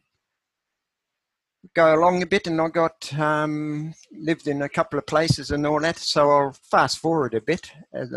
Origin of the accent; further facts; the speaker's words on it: New Zealand; moved away; also born or lived in Australia; I left the farm at age 15, a dairy farm where I was brought up in New Zealand